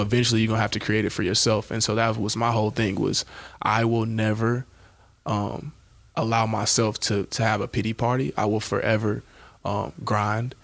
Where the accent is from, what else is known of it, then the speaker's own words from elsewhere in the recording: Shreveport, Louisiana, United States; now in Nebraska, United States; I'm originally from Shreveport, Louisiana